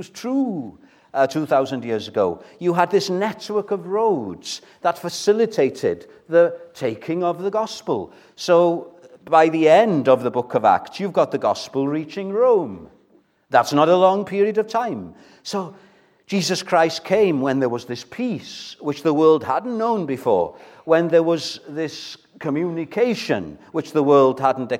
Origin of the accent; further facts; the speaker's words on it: Welsh, Wales, United Kingdom; first language Welsh; English is a second language; English, as you can gather, isn't my first language. Welsh is my first language, and I'm very proud of Welsh